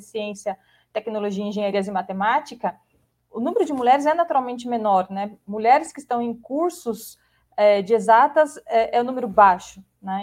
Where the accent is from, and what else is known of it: Brazil